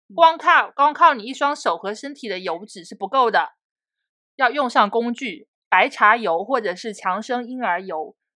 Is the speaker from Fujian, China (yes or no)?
yes; Fujian, China; 我们福建人其实爬山会有一个特色